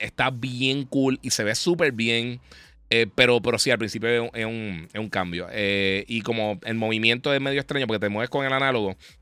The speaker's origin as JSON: {"language": "Spanish", "town": "Mayagüez", "country": "Puerto Rico", "tie": "born or raised there", "said": "yo nací en Mayagüez"}